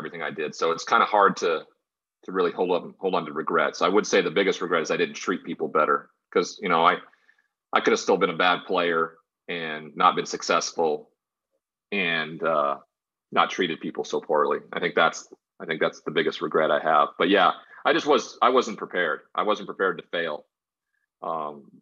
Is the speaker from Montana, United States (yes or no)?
yes; Great Falls, Montana, United States; born or raised there; moved away as an adult; also born or lived in Washington State / San Diego